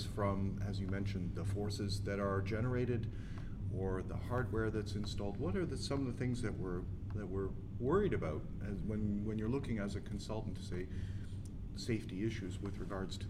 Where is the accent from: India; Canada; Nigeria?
Canada; Toronto, Ontario; my hometown of Toronto